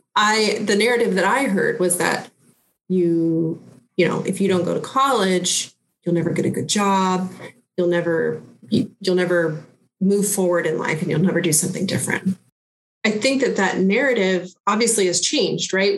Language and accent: English; Lawrence, Kansas, United States; I am originally from Lawrence, Kansas. I grew up in North Lawrence and went to Lawrence schools my academic career